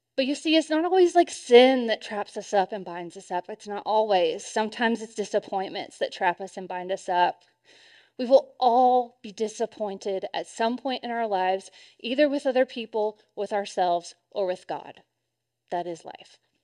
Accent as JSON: {"language": "English", "region": "Arkansas", "country": "United States", "tie": "born or raised there", "said": "I grew up in Arkansas, right around Tornado Alley"}